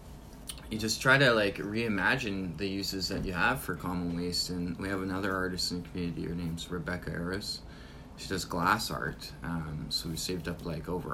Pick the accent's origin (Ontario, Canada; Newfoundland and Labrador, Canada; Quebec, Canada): Ontario, Canada; Thunder Bay; born or raised there; also born or lived in Brampton, Ontario / Newfoundland